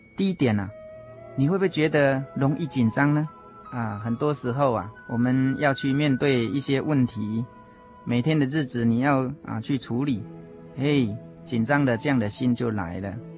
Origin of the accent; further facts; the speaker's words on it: Puli, Nantou County, Taiwan; 我来自南投埔里